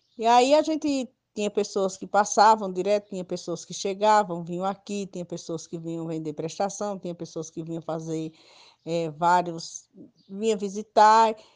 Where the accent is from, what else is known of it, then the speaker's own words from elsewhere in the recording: Nazário village, near Ibimirim, Pernambuco, Brazil; próximo da minha aldeia, que é a Nazário, a primeira aldeia, que um saída para Ibimirim